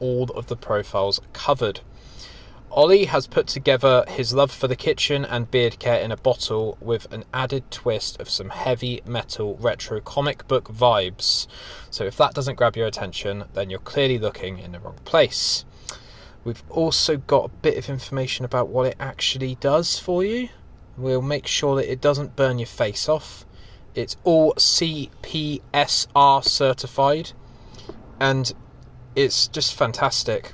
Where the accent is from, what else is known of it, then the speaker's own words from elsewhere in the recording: United Kingdom; we're British